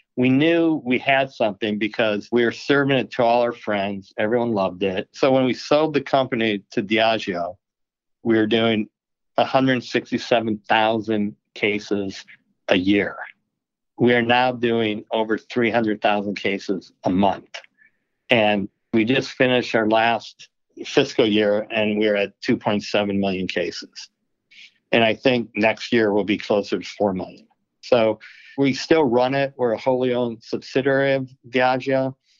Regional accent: Milwaukee, Wisconsin, United States; moved away; also born or lived in Arizona; Growing up in Milwaukee

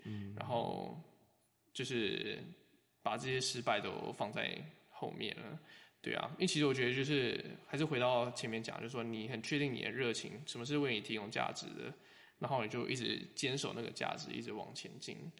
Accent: Taiwan; 我是台湾人，又，呃，做生物

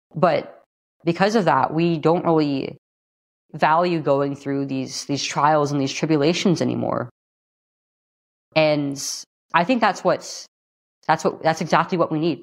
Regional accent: California, United States; here in California, my home state

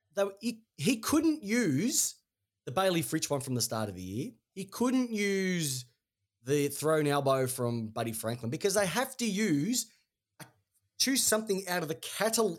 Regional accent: Melbourne, Victoria, Australia; We're from Melbourne

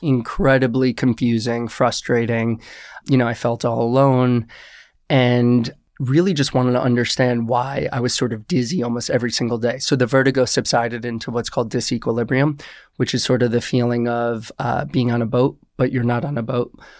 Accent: Westchester, New York, United States; I am originally from Westchester, New York.

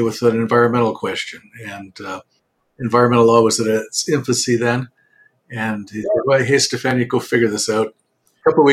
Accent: Winnipeg, Manitoba, Canada; Born and raised in Winnipeg.

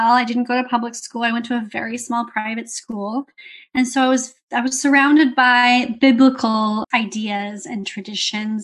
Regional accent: California, United States; I grew up in California, USA.

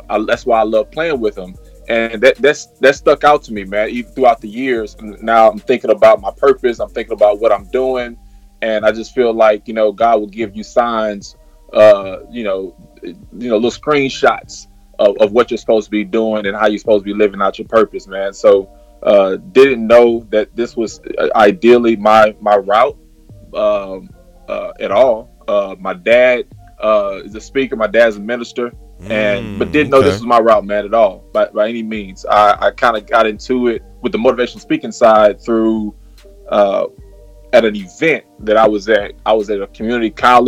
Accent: Houston, Texas, United States; Born and raised in Houston

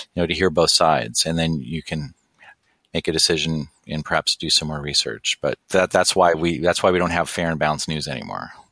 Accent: Santa Monica, California, United States; I grew up in Los, in Santa Monica and I was at UCLA in college

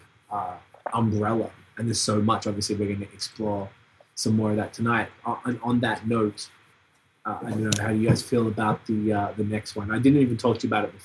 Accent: Melbourne, Victoria, Australia; moved away; also born or lived in Montreal; my hometown in Melbourne

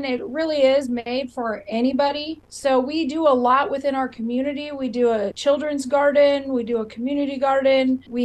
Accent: Northern California, United States; moved away as an adult; now in Iowa, United States; I grew up on a cattle ranch, so I'm a little different because I'm a transplant to Iowa. I grew up in Northern California and came to Iowa State

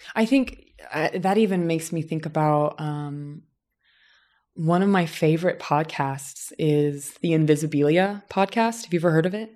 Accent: southern Indiana, United States; moved away as an adult; now in Los Angeles, United States; my hometown in southern Indiana, which is almost like the American South

